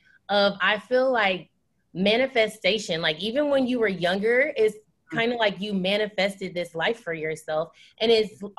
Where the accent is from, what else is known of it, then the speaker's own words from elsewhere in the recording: Illinois, United States; also born or lived in Springfield, Illinois; We're from Illinois. We both live in Springfield, Illinois